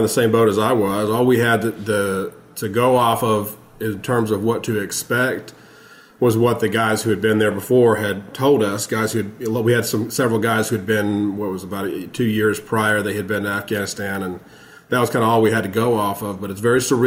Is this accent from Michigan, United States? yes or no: no; Texas, United States; I'm from Texas.